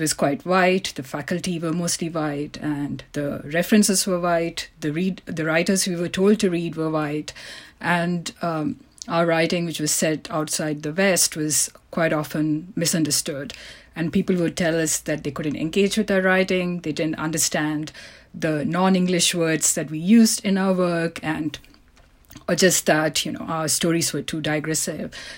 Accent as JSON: {"language": "English", "country": "India", "tie": "born or raised there", "moved": "yes", "said": "I was born in India"}